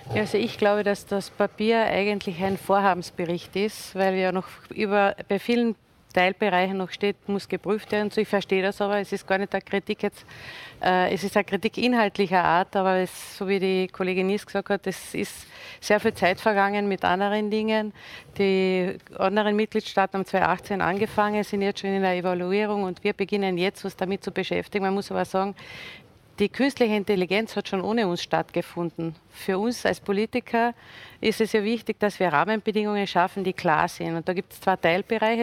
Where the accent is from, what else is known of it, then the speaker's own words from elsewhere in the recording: Villach, Carinthia, Austria; komme ich aus Villach mit den großen Industriebetrieben